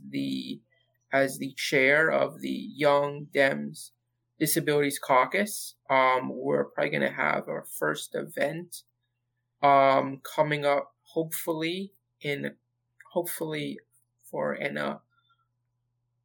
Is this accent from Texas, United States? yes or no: no; New Jersey, United States; born and raised in New Jersey